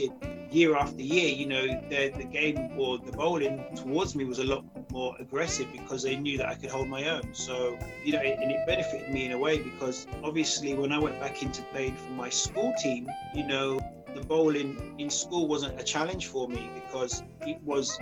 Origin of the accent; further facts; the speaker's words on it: High Wycombe, South East England, United Kingdom; I grew up in a town called High Wycombe, based in Buckinghamshire.